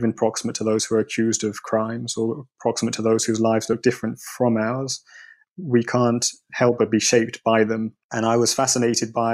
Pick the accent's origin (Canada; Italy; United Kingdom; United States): United Kingdom; London; moved away as an adult; also born or lived in East Africa; the experiences I had as a child growing up in London, the son of a Jamaican immigrant